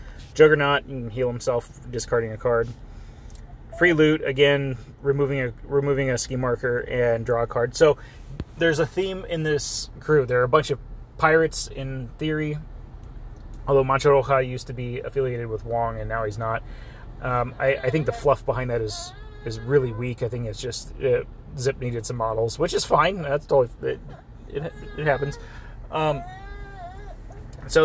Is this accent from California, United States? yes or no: yes; Southern California, United States; I'm from Southern California, where you see a lot of luchador stuff